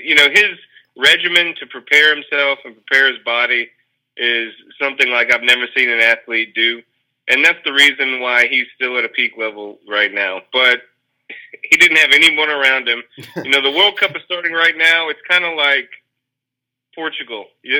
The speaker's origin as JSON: {"language": "English", "town": "Birmingham", "region": "Alabama", "country": "United States", "also_born_or_lived": "Irondale, Alabama", "said": "I'm originally from Birmingham, Alabama."}